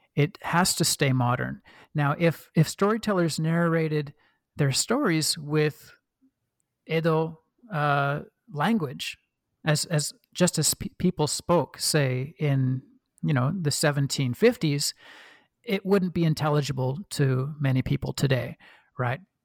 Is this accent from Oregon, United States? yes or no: yes; Oregon, United States; accent: kind of a Midwestern; moved away; I was born and raised in Oregon